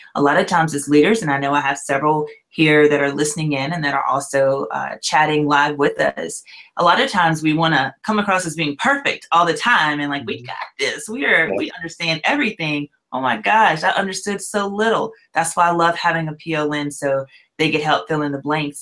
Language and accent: English; Louisiana, United States; also born or lived in Gwinnett County, Georgia / Hickory, North Carolina; now in Nashville, United States; I'm originally from Louisiana